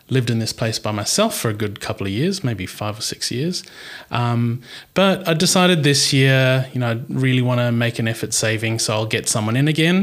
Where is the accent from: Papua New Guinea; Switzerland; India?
Papua New Guinea; now in Perth, Australia; I grew up in Papua New Guinea, and I'm part Papua New Guinean